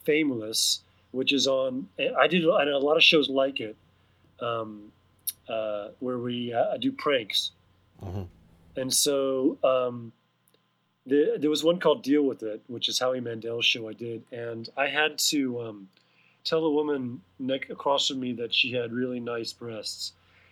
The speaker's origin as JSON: {"language": "English", "town": "Houston", "region": "Texas", "country": "United States", "tie": "born or raised there", "also_born_or_lived": "Austin, Texas", "moved": "as an adult", "lives_now": "Los Angeles, United States", "said": "I was born and raised in Houston, Texas, which is a nice place"}